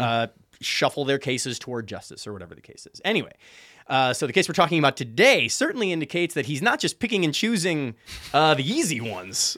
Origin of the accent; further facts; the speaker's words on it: Chicago, Illinois, United States; I'm from Chicago